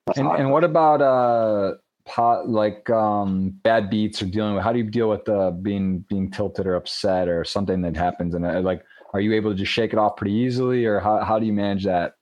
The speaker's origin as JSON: {"language": "English", "region": "Michigan", "country": "United States", "tie": "born or raised there", "said": "Michigan just passed. That's pretty big. That's, right. my home state"}